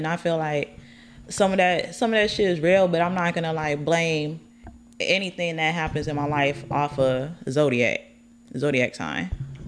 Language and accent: English; Colorado, United States; now in Texas, United States; I'm from Colorado. I just been to Texas for a long time